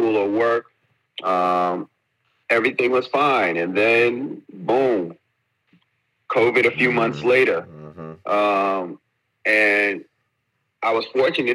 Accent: New York, United States; moved away as an adult; now in Abu Dhabi, United Arab Emirates; Born and raised in New York, decided to leave New York in 2019

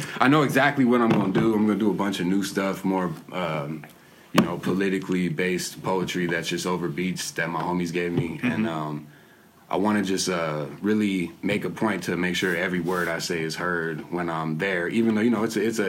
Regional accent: San Diego, California, United States; I grew up in Encanto for the most part. Mm-hmm. Bounced back and forth between there and Logan, North Park, my whole life.

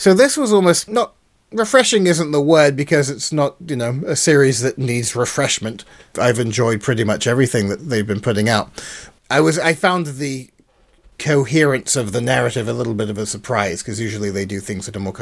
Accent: United Kingdom; being British

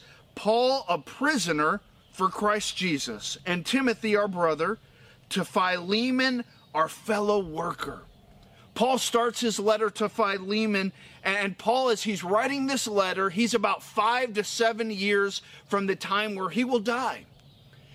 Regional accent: Florida, United States; I grew up in Florida

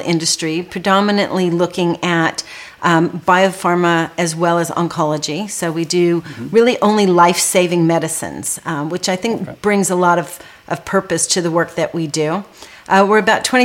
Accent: California, United States; also born or lived in Trinidad / Johannesburg, South Africa / London; my siblings and I were all born there. And then we moved to the U.S. when I was young, and I did all of my schooling, actually, in the U.S. And when I was living in California

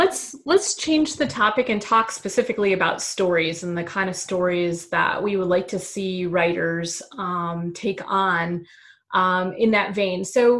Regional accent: Michigan, United States; moved away; I'm originally from Michigan

